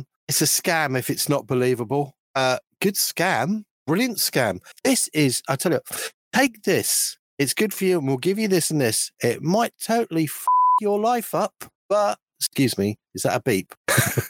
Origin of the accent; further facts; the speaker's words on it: United Kingdom; I'm British